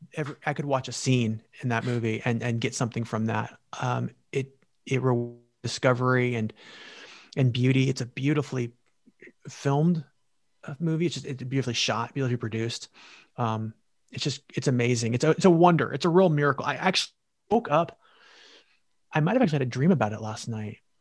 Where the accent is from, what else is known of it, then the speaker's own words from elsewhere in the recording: California, United States; moved away as an adult; also born or lived in New York; California. That, that, it, I think about it a lot. It's my home state, where I'm from